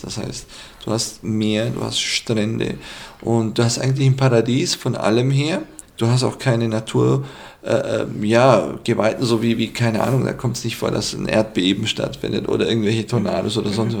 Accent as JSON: {"language": "German", "town": "Füssen", "region": "Bavaria", "country": "Germany", "said": "aus Füssen"}